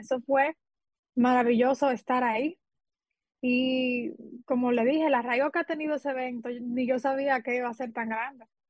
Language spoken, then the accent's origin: Spanish; San Ignacio de Sabaneta, Santiago Rodríguez, Dominican Republic; yo soy de Santiago Rodríguez